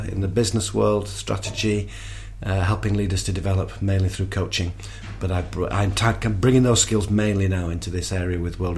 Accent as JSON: {"language": "English", "region": "England", "country": "United Kingdom", "said": "uh, I'm a Brit, and uh"}